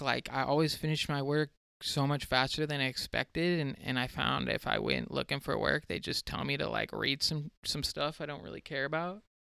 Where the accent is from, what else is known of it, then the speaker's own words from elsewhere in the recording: San Diego, California, United States; I'm from San Diego, California